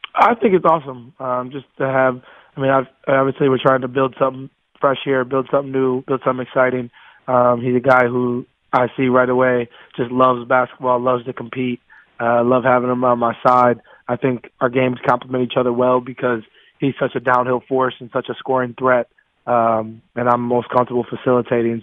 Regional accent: Wisconsin, United States; I'm from Wisconsin, so of course I'm a Packer fan

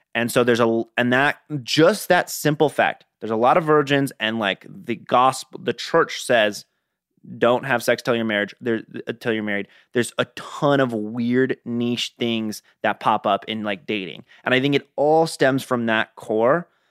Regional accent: Gilbert, Arizona, United States; I grew up in Gilbert, Arizona

